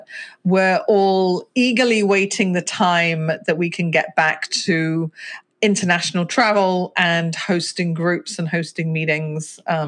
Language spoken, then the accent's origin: English; Ketton, East Midlands, United Kingdom; born there; also born or lived in Hertfordshire / Berkshire / London; I was born in Ketton in Rutland, so the smallest county in England. But my father was Royal Air Force, so zigzagged up and down the country. Spent a lot of time in kind of Hertfordshire, Berkshire area.